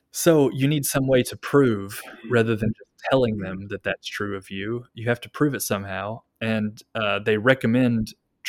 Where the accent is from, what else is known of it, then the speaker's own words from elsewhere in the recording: Kentucky, United States; moved away as an adult; now in Japan; I was born in Kentucky.